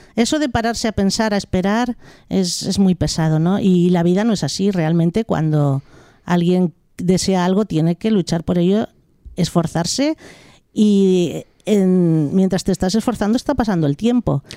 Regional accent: Sant Feliu de Llobregat, Catalonia, Spain; also born or lived in Malpartida de Cáceres, Extremadura; cuando tenía dos años ya mis padres emigraron desde Extremadura a Cataluña, como tantas familias del sur de España. Sí. Y, y emigraron a San, Felipe de Llobregat y sigo estando allí en el Valle Llobregat viviendo

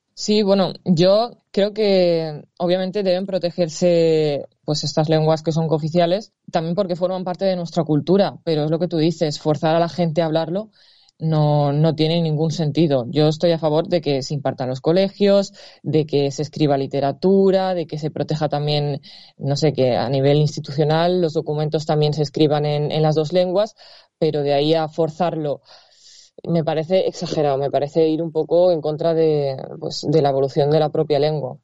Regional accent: Valencia, Valencian Community, Spain; Yo soy de Valencia

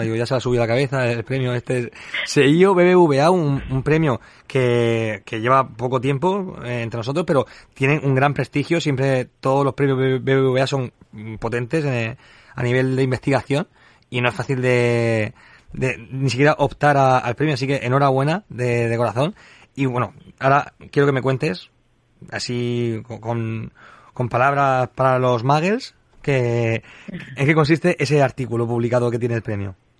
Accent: Region of Murcia, Spain; que decimos aquí en Murcia

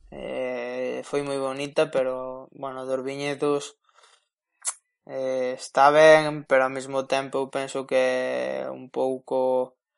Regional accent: Spain; sendo español

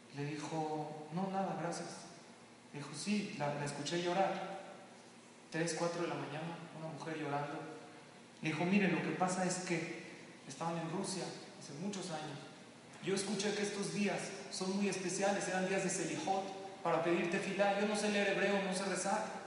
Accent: Mexico; also born or lived in Lakewood, New Jersey; a los mexicanos nos encanta

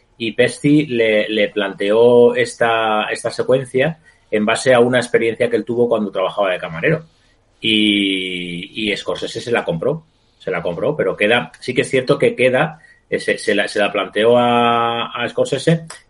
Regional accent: Madrid, Community of Madrid, Spain; los madrileños somos muy chulos

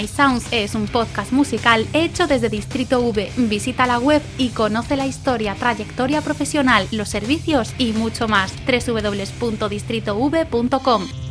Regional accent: Valladolid, Castile and León, Spain; en mi tierra, Valladolid

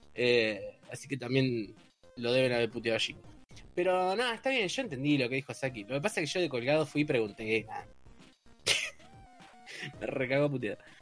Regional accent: Ushuaia, Tierra del Fuego, Argentina; yo soy de Ushuaia

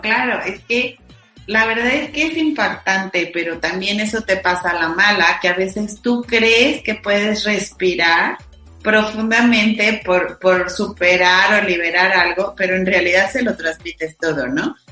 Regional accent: Mexico; como mexicano

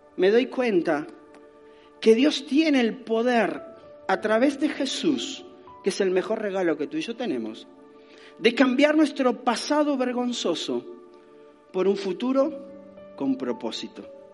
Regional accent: Argentina; nací en Argentina

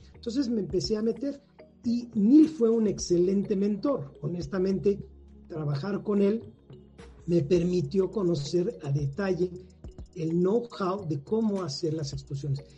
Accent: Mexico City, Mexico; yo soy oriundo de acá, de la Ciudad de México, soy flor de asfalto totalmente. Nací en la Ciudad de México

